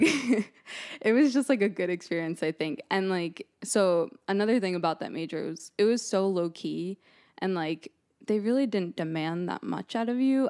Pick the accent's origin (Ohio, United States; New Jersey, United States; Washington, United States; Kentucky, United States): New Jersey, United States; moved away as an adult; also born or lived in East Stroudsburg; now in Boston, United States; I'm from New Jersey originally